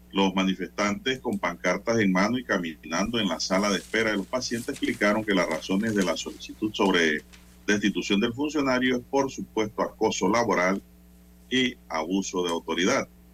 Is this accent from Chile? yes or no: no; Panama; como panameños